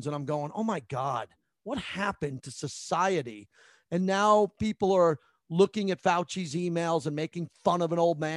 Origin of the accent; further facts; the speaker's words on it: Massapequa, New York, United States; also born or lived in San Francisco / San Diego; now in Las Vegas, United States; I'm from Massapequa, Long Island